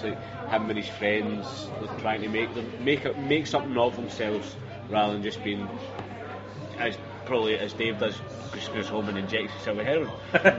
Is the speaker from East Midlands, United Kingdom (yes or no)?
no; Ardrossan, Scotland, United Kingdom; I'm from Ardrossan, which is about 35 miles from Greenock